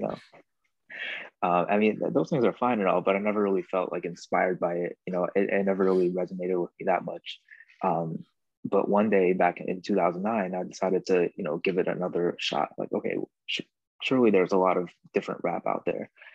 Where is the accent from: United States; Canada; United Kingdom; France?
United States; New York; moved away; growing up since I was been from New York as well, I lived there for about seven years